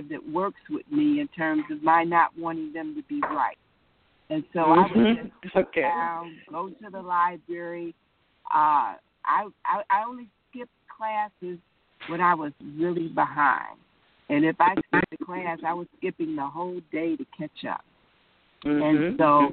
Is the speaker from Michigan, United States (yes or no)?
yes; Detroit, Michigan, United States; I was born in Detroit, went to Detroit Public Schools